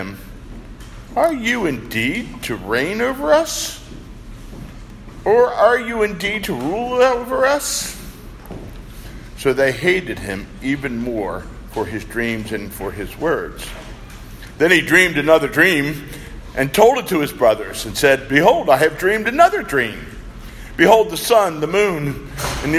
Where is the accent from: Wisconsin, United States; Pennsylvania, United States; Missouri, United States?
Pennsylvania, United States; Philadelphia; moved away; I grew up in the Philadelphia area, the city of brotherly love